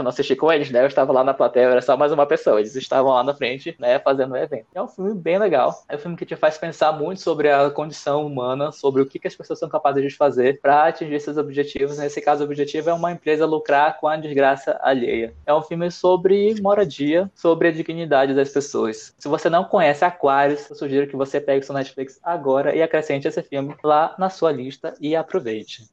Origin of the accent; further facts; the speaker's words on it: Manaus, Amazonas, Brazil; moved away as an adult; now in São Paulo, Brazil; eu sou nascido e criado em Manaus, bem de Amazônia, e mudei para São Paulo no meio do ano de 2016